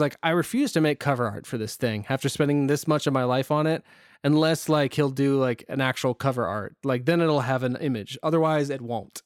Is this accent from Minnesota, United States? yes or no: no; Northeast Ohio, United States; we're from Northeast Ohio, both of us